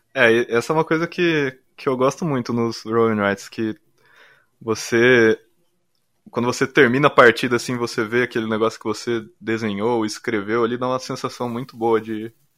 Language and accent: Portuguese; Cascavel, Paraná, Brazil; moved away as an adult; also born or lived in Curitiba; eu sou de Cascavel, do Paraná